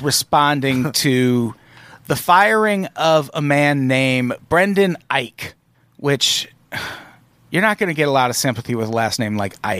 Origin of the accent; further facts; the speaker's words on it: Peoria, Illinois, United States; I grew up in Peoria, Illinois, like right next to Iowa.